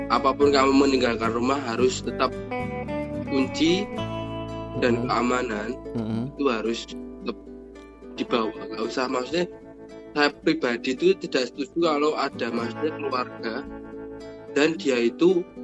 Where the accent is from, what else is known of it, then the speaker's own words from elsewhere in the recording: Sragen, Central Java, Indonesia; now in Wonogiri, Indonesia; Sergei itu atas anu jenenge kotaku asli namanya Sragen tapi kan aku udah berteman tinggal di Wonogiri jadi kita harus membanggakan Wonogiri